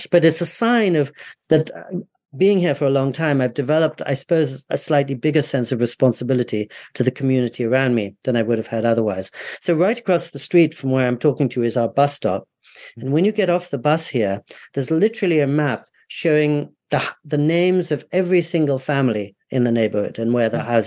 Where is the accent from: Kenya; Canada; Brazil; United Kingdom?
United Kingdom; also born or lived in United States; now in Japan; I did come over here because I thought it would be an antidote to what I grew up with in Britain and the US.